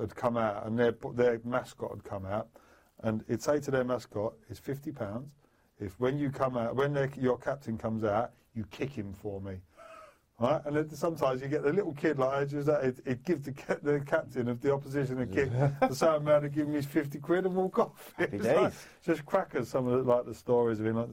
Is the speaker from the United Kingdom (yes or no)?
yes; London, United Kingdom; I grew up in London, Bethnal Green, like East London.